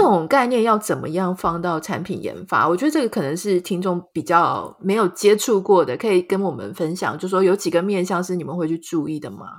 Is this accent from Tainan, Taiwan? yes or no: no; Pingtung County, Taiwan; 我自己也是屏东人嘛，所以小时候玩一玩真的还有这种摔到田里然后脚拔不起来的那种经验